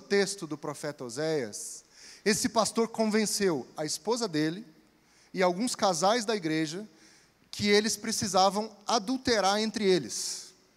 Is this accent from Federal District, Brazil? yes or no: no; interior of Espírito Santo, Brazil; moved away; Lá no interior do Espírito Santo, de onde eu vim